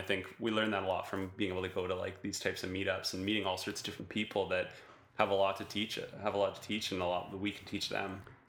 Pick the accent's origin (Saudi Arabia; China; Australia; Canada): Canada; Northern Ontario; moved away; I grew up in Northern Ontario in Canada, and there was a small town